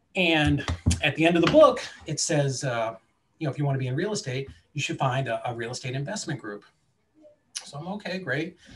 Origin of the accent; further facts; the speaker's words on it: Boston, Massachusetts, United States; now in Chattanooga, United States; I grew up in the Boston area